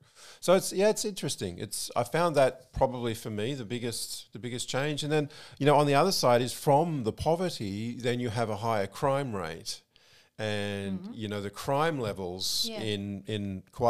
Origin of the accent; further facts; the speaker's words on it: Australia; moved away as an adult; now in Malaysia; what environments we grew up in. I obviously in Australia